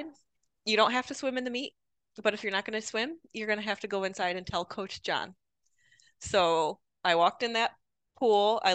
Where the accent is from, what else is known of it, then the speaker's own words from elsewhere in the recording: Rochester, New York, United States; moved away; I'm from Rochester, New York. I grew up in a small farm town outside of the city of Rochester